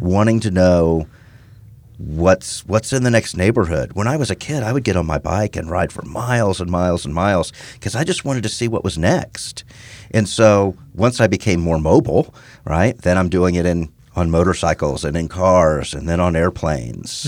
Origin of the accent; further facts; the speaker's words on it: Houston, Texas, United States; also born or lived in Midwest; Born and raised in Houston, spent most of my childhood in Houston